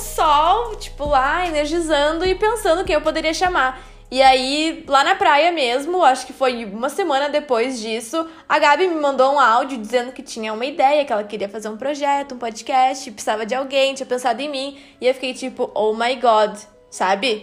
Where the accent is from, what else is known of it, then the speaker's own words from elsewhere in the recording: São Leopoldo, Rio Grande do Sul, Brazil; a gente é de São Leopoldo, que é uma cidadezinha do lado de Porto Alegre, no Rio Grande do Sul